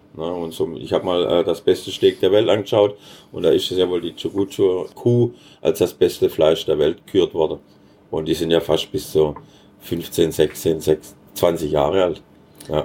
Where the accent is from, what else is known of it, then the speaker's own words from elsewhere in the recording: Baden-Württemberg, Germany; als Schwab